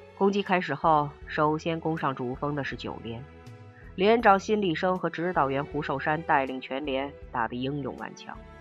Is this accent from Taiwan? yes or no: no; China; 我们中国人民的心中